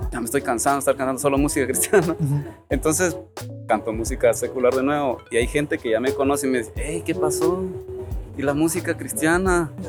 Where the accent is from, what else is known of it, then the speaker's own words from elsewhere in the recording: Honduras; Yo soy hondureño, güey.